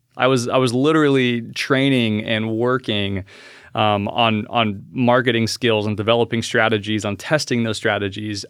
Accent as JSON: {"language": "English", "region": "Alaska", "country": "United States", "tie": "born or raised there", "said": "I was born and raised in Alaska"}